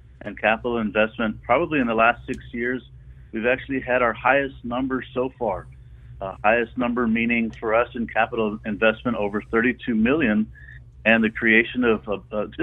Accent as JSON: {"language": "English", "town": "Weslaco", "region": "Texas", "country": "United States", "said": "I'm from the Mid-Valley, I'm from Wessico"}